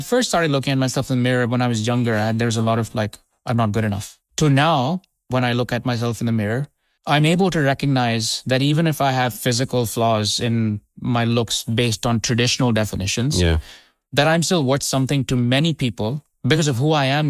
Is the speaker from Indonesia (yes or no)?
yes; Indonesia; also born or lived in India; I come from an Indian origin family. {S2} Were you born in the UK? {S1} I was born in India. {S2} Yeah. {S1} And I grew up in Indonesia.